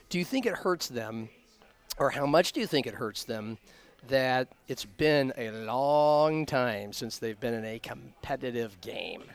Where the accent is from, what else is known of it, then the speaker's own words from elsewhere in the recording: Omaha, Nebraska, United States; growing up in Omaha